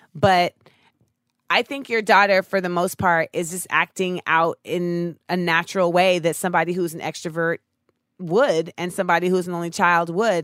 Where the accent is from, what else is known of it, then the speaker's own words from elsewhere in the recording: Orlando, Florida, United States; growing up in Orlando